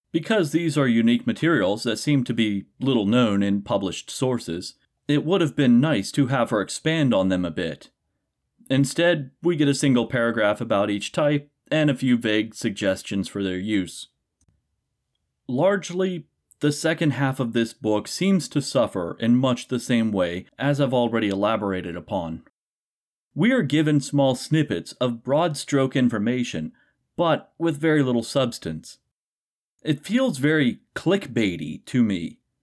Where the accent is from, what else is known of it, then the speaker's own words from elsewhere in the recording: Appalachia, United States; as an Appalachian myself